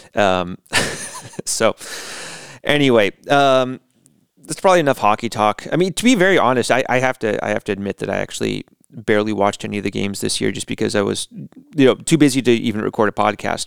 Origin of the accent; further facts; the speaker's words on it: United States; moved away as an adult; now in Latvia; as an American